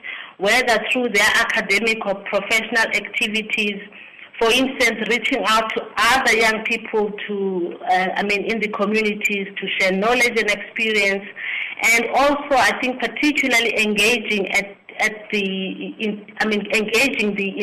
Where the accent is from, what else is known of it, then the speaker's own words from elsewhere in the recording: King William's Town, Eastern Cape, South Africa; now in Pretoria, South Africa; I'm from the Eastern Cape, in the place called King Williamstown